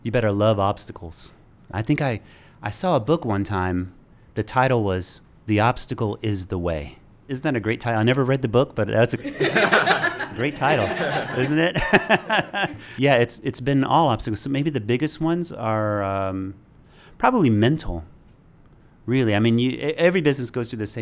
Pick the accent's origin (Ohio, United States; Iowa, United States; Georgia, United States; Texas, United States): Georgia, United States; Hephzibah; growing up in Hepzibah, Georgia